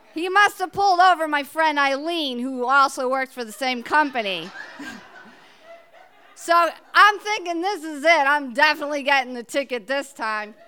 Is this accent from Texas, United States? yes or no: no; New Jersey, United States; moved away as an adult; now in Cape Cod, United States; I'm originally from New Jersey, just outside New York City